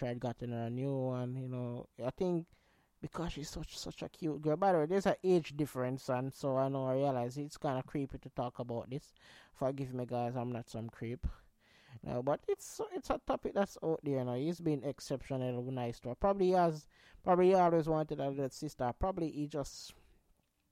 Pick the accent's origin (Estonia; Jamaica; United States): Jamaica; I'm Jamaican